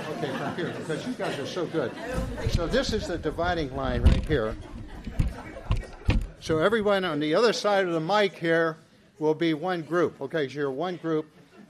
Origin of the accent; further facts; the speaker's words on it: Ohio, United States; I was raised in Ohio, and there I went to a really good high school and started playing football there.